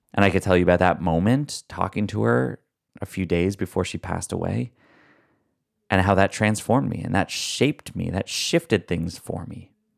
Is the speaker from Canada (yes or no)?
yes; Canada; accent: Canadian; my Canadian accent